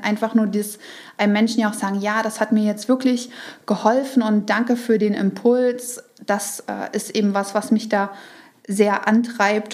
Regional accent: Saxony, Germany; ich komme ja aus Sachsen und wir hatten Sorbisch in der Schule

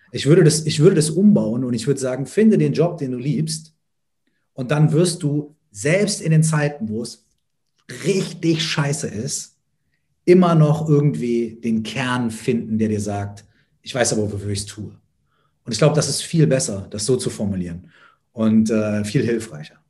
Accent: Minden, North Rhine-Westphalia, Germany; habe ich mit 13, 14 äh, meinen ersten Auftritt gehabt auf dem Stadtfest bei uns in Minden

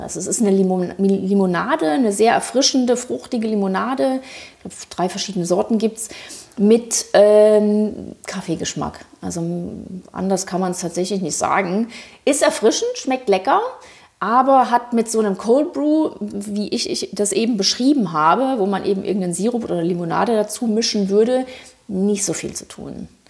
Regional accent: Thuringia, Germany; also born or lived in Frankfurt am Main; now in Berlin, Germany; ich bin ursprünglich aus Thüringen, äh, habe aber sehr sehr lange in Frankfurt am Main gelebt

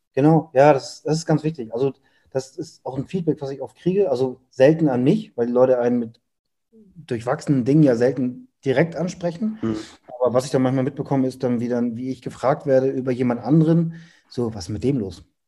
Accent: Hamburg, Germany; ich komme aus Hamburg

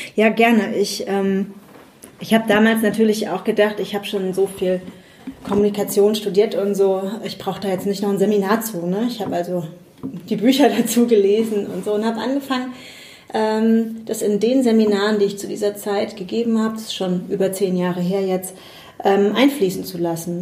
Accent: Spabrücken, Rhineland-Palatinate, Germany; Ich komme aus ähm, dem kleinen Ort Sparbrücken, der ist in der Nähe von Bad Kreuznach

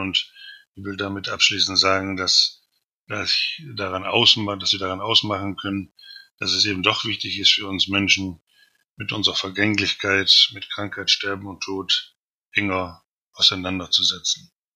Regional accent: Osnabrück, Lower Saxony, Germany; now in Berlin, Germany; in meiner Heimatstadt Osnabrück

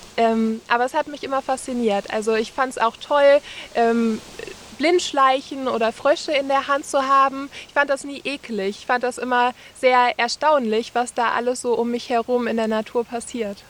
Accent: Essen, North Rhine-Westphalia, Germany; now in Bergisches Land, Germany; ich habe meine Kindheit an der Ruhr verbracht in Essen

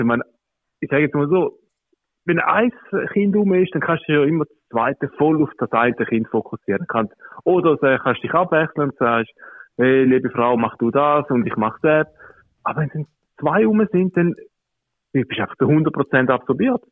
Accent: Switzerland; also born or lived in Calabria, Italy (parents); ich bin ja da in der Schweiz geboren. Genau. Also klassisch Secondo. Aber ja, meine Eltern äh, aus äh, Bedel, Süditalien, aus Kalabrien.

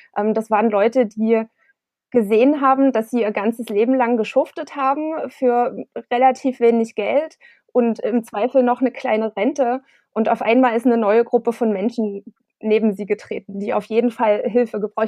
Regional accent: Klipphausen, Saxony, Germany; now in Dresden, Germany; Ich bin auf dem Land groß geworden, ähm, in der Gemeinde Klipphausen

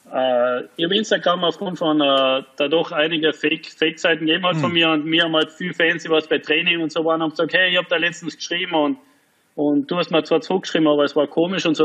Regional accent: Carinthia, Austria; now in Frankfurt, Germany; Als Kärntner zumindest einmal äh, ein, zwei Jahre Profi in Kärnten

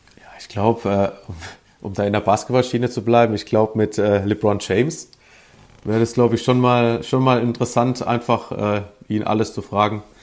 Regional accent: Sinzheim, Baden-Württemberg, Germany; moved away; also born or lived in St. Louis; aus der Nähe von Baden-Baden, äh, aus Sinsheim, nicht zu verwechseln mit dem Hoffenheim-Sinsheim.

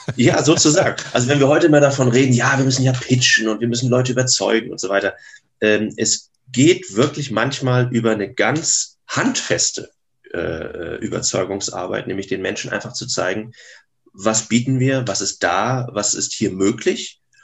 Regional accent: Grevesmühlen, Mecklenburg-Vorpommern, Germany; moved away as an adult; also born or lived in Berlin / Bonn; ich komme aus Grevesmühlen, einem kleinen Ort zwischen, heute würden wir sagen, Lübeck und Wismar

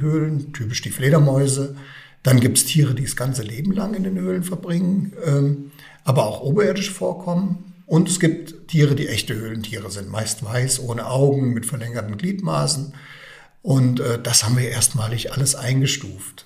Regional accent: Bad Hersfeld, Hesse, Germany; moved away; also born or lived in Rhön area; ursprünglich komme ich ja aus Bad Hersfeld, das heißt nördlich der Rhön

